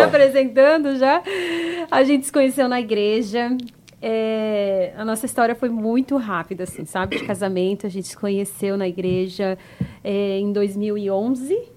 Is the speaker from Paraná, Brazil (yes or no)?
yes; Curitiba, Paraná, Brazil; also born or lived in Crato, Ceará / Rio de Janeiro / United States; now in Florianópolis, Brazil; praticamente a minha vida morei mais em Curitiba